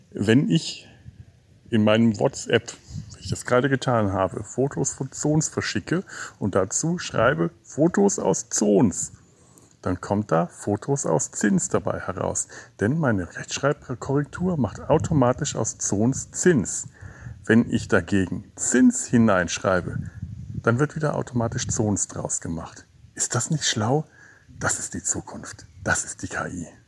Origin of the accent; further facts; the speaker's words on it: Bavaria, Germany; Ich komme ja aus Franken, einer Gegend mit vielen Fachwerkhäusern